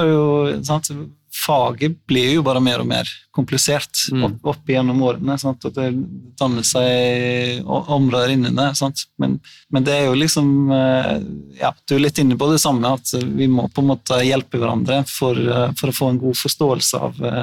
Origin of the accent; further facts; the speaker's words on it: Iceland; now in Norway; jeg er jo islending